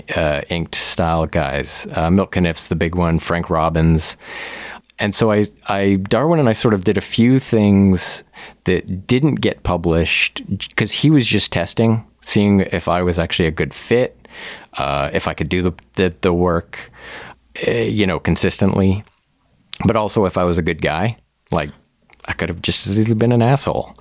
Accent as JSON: {"language": "English", "town": "Woodstock", "region": "Ontario", "country": "Canada", "tie": "born or raised there", "also_born_or_lived": "Oakville, Ontario", "said": "originally, I grew up in Southwestern Ontario, uh, Woodstock, Ontario specifically, like went, you know, from kindergarten to high school all the way there"}